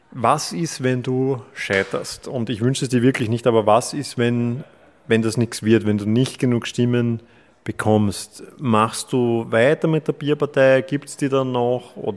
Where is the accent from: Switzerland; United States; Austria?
Austria; Klosterneuburg, Lower Austria; Ich komme auch aus Klosterneuburg. Wir teilen quasi denselben Fast denselben Wohnsitz.